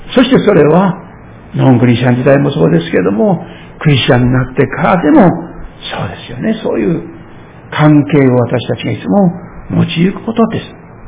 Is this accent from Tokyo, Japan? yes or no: no; Shirakawa, Fukushima, Japan; moved away; 私の故郷でありますけれども、えー、当時の会津藩に属しておりました白川藩が